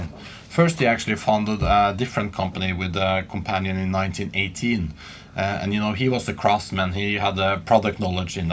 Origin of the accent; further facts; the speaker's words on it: Asker and Bærum, west of Oslo, Akershus, Norway; I grew up right outside Oslo, west of Oslo, called Asker and Bærum